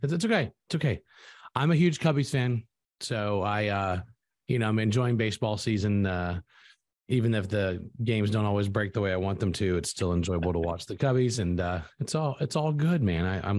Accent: Louisiana, United States; my home state of Louisiana.

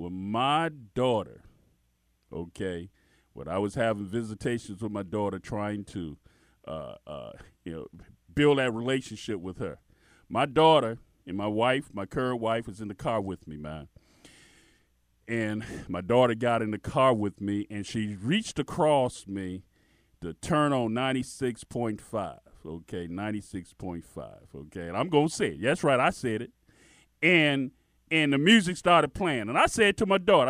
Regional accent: Miami, Florida, United States; growing up in Miami

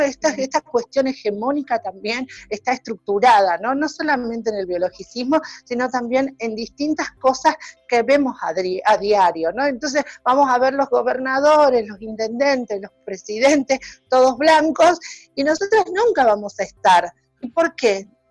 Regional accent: Salta, Argentina; now in Buenos Aires, Argentina; yo como salteña, como norteña

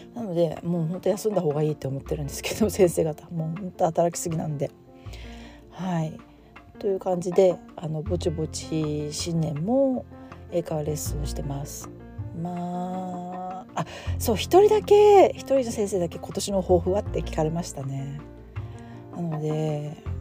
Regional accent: Japan; now in United States

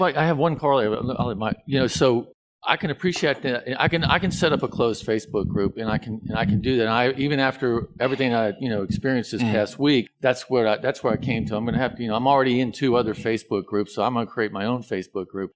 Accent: New Orleans, Louisiana, United States; now in Shreveport, United States; I'm originally from New Orleans, which is not part of Louisiana, even though a lot of people think it is

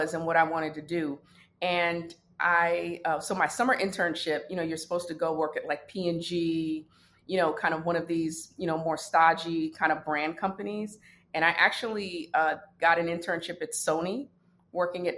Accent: New York City, New York, United States; also born or lived in Brooklyn, New York / Washington, D.C.; I'm from the Bronx, New York

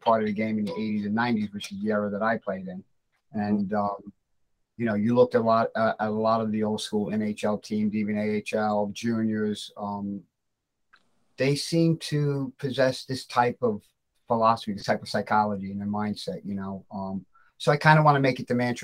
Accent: New York City, New York, United States; I grew up in the Bronx, basically on the cornerstone of the South Bronx

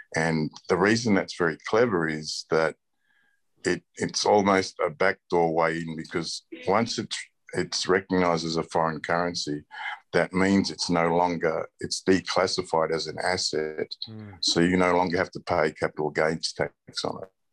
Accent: Australia; I was born and raised in Australia

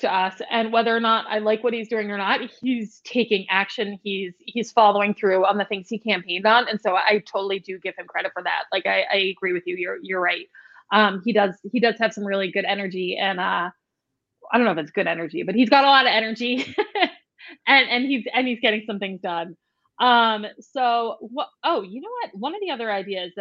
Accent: New York City, New York, United States; now in Saratoga Springs, United States; I grew up in New York City

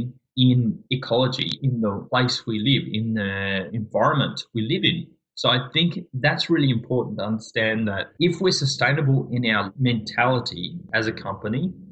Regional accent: Adelaide, South Australia, Australia; now in Tasmania, Australia; I am a South Australian, born and bred in Adelaide.

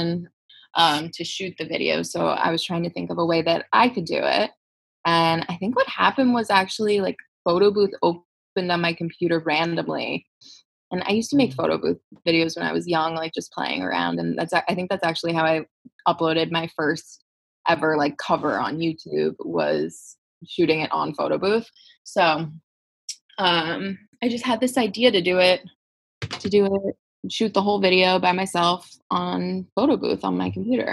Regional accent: South Florida, United States; moved away as an adult; now in Los Angeles, United States; I'm originally from South Florida

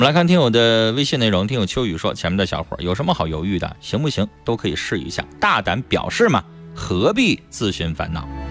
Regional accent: Northeast China, China; 这就是我们东北人很多男人过的日子

